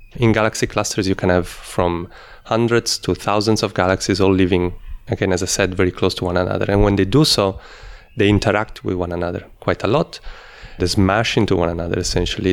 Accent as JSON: {"language": "English", "country": "Italy", "also_born_or_lived": "Netherlands / Australia", "moved": "as an adult", "said": "I'm originally from Italy, though I did part of my studies in the Netherlands, and I worked in Australia"}